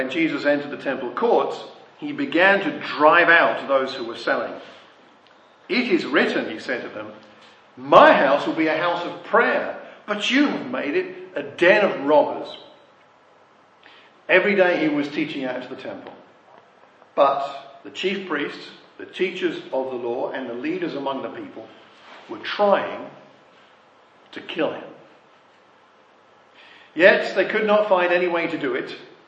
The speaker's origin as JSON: {"language": "English", "town": "Ashford", "region": "South East England", "country": "United Kingdom", "tie": "born or raised there", "said": "I grew up in Ashford in Kent"}